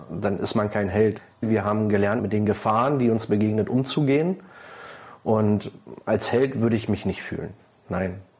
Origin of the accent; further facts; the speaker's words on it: Kerzlin, Brandenburg, Germany; damals noch von Kerzlin, äh, war mein Heimatort.